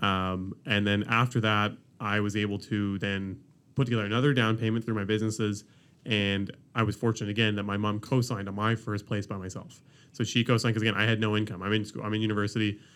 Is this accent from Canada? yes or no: yes; Ontario, Canada; now in Halifax, Canada; I'm from Ontario